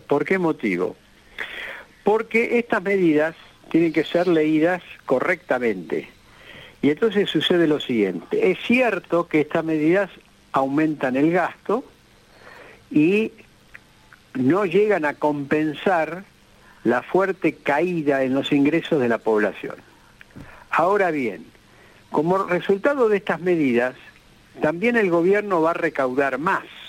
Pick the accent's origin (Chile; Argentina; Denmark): Argentina; como argentinos este, que estamos en este país